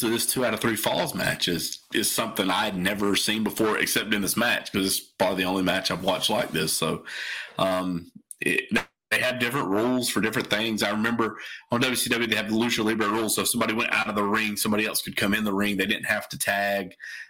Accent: United States; we're from America.

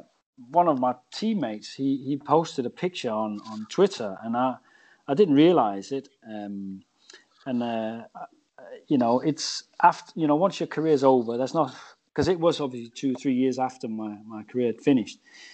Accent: England, United Kingdom; and I say we as English, we love to hammer ourselves

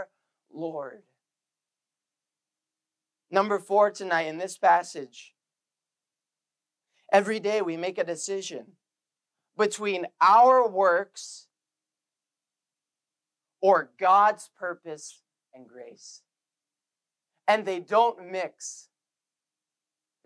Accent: Canada; we're Canadian

